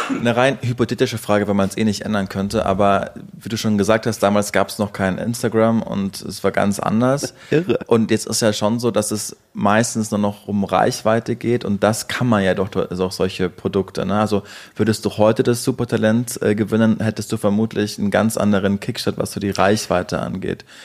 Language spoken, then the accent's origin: German; Upper Bavaria, Germany; beide aus Bayern, da sind wir beide geboren. Du ja. in Franken, ich in Oberbayern